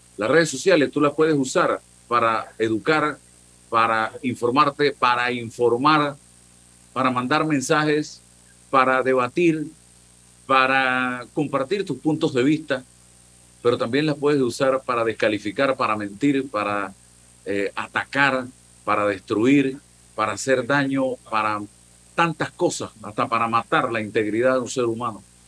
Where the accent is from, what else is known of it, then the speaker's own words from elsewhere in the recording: Panama; yo soy panameño